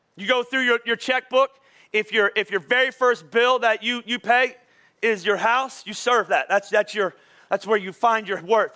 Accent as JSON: {"language": "English", "town": "Philadelphia", "region": "Pennsylvania", "country": "United States", "said": "I'm from Philadelphia"}